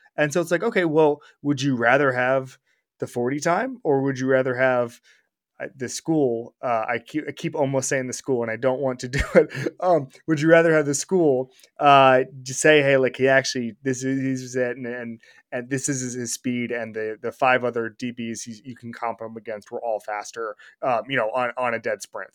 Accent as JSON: {"language": "English", "town": "Orlando", "region": "Florida", "country": "United States", "tie": "born or raised there", "moved": "yes", "said": "my hometown of Orlando, Florida"}